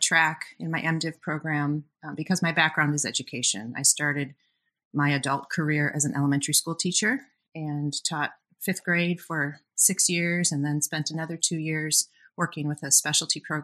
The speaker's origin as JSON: {"language": "English", "region": "Minnesota", "country": "United States", "also_born_or_lived": "Bellingham, Washington", "said": "I moved away from Washington to the great Midwest, back home actually, to Minnesota"}